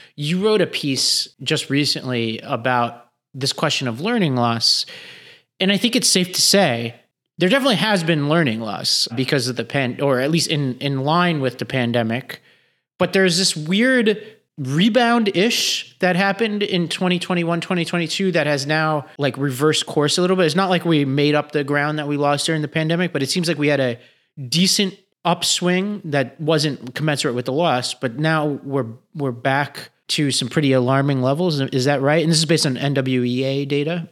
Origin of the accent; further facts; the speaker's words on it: New York City, New York, United States; I grew up in Staten Island